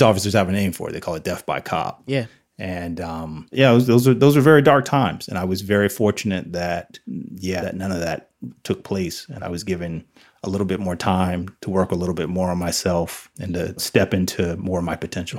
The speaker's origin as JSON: {"language": "English", "region": "New Jersey", "country": "United States", "tie": "born or raised there", "said": "I grew up in New Jersey"}